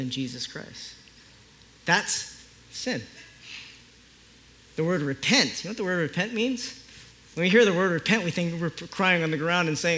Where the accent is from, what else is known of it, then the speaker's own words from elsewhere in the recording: Philippines; I'm Filipino